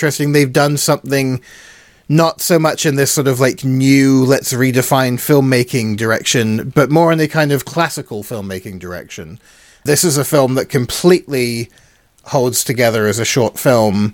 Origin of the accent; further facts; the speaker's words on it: United Kingdom; being British